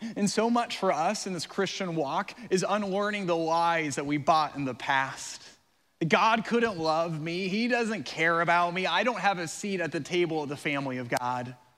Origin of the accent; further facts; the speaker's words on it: Colorado, United States; now in Florida, United States; I'm from Colorado